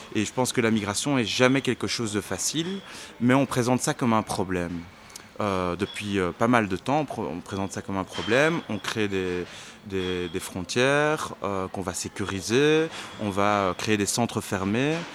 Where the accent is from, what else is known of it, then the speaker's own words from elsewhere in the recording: Brussels, Brussels-Capital Region, Belgium; on est des Bruxellaires, des Ketches de Bruxelles